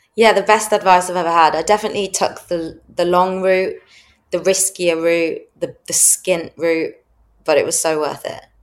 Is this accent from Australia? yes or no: no; Midlands, United Kingdom; moved away as an adult; now in London, United Kingdom; I grew up in in the Midlands